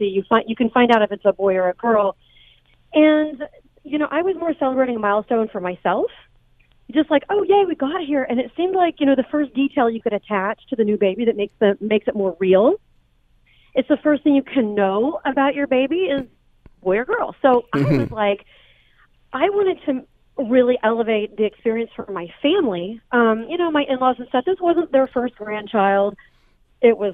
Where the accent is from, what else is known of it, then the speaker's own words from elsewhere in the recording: Indiana, United States; also born or lived in Chicago, Illinois; now in Los Angeles, United States; I'm actually from Indiana, and I just moved to LA from Chicago in 2015.